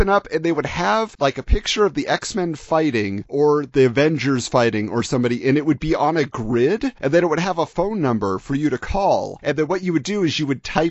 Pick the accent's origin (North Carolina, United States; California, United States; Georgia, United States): California, United States; Irvine; Irvine, California, my hometown